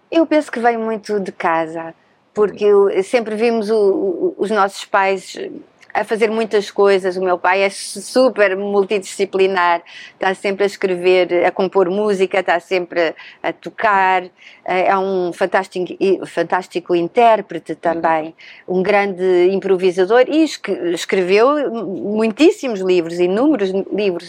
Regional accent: Lisbon, Portugal; moved away as an adult; also born or lived in Vienna, Austria / Paris, France; Nasci em Lisboa, Uhum. Mas rapidamente eh, fui para a Áustria, para Viena, onde moravam os meus pais

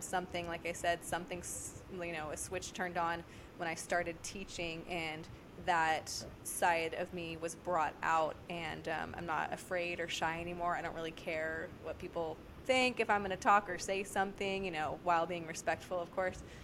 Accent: Merced, California, United States; moved away as an adult; also born or lived in Kansas City; now in Sacramento, United States; I'm originally from Merced, about an hour north of Fresno

